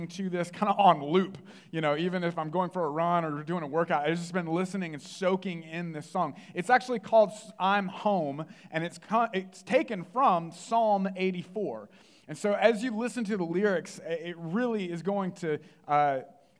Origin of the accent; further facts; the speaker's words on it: the Bible Belt, the South, United States; I grew up in the Bible Belt